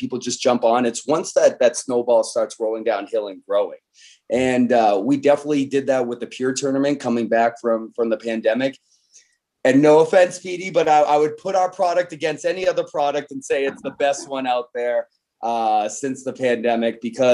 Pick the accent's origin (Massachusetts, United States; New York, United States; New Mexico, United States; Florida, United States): Massachusetts, United States; Boston area; we're both from the Boston area